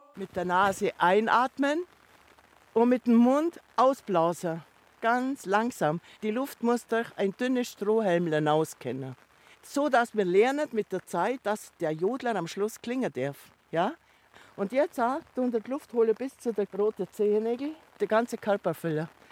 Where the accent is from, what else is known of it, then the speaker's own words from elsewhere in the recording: Niedersonthofen lake, Oberallgäu, Bavaria, Germany; an dem Ufer da hinten, wo der die Beimsee hat, da bin ich geboren. Das ist praktisch meine Heimat